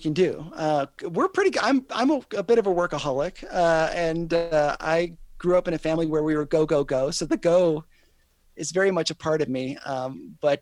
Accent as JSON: {"language": "English", "country": "United States", "said": "I love being an American"}